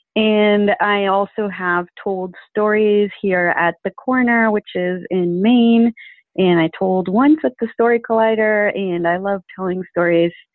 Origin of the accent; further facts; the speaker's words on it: Venezuela; moved away; I'm originally from Venezuela, so I'm an immigrant